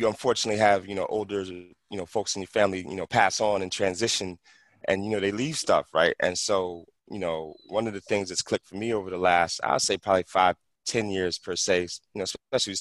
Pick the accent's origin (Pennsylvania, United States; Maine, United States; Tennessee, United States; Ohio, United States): Pennsylvania, United States; Philadelphia; also born or lived in San Fernando Valley, California; now in California, United States; I grew up in West Philly